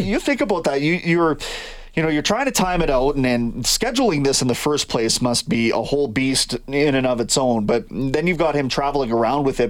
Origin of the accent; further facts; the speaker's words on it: Kamloops, British Columbia, Canada; moved away; my hometown of Kamloops.